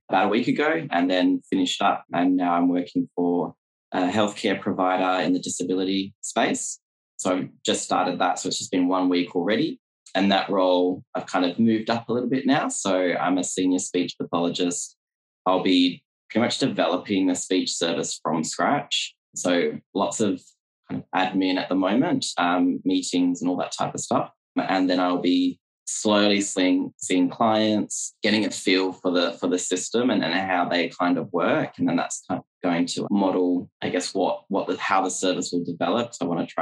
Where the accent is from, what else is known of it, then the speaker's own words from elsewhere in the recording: Australia; also born or lived in Perth, Western Australia / regional New South Wales / China; Yes, so I'm from Australia. I'm currently based in Perth, which is on the west side